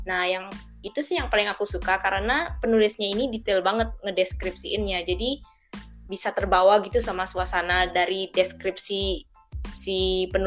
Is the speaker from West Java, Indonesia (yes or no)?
no; Tabanan, Bali, Indonesia; Aku dari Tabanan, Bali, Indonesia.